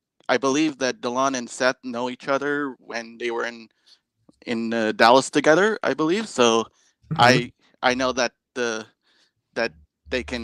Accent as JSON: {"language": "English", "country": "Canada", "said": "I'm actually a Canadian guy"}